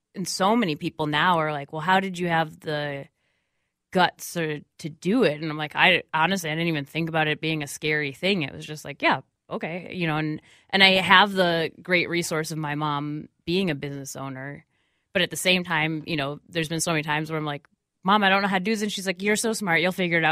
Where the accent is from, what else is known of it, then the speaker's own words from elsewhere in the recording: Minneapolis, Minnesota, United States; I grew up right in Bryn Mawr outside, so I would, like, rollerbladed downtown with my friends. So I love downtown Minneapolis